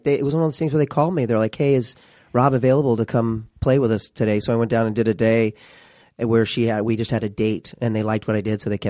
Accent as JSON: {"language": "English", "region": "Missouri", "country": "United States", "moved": "as an adult", "lives_now": "Los Angeles, United States", "said": "We're from Missouri"}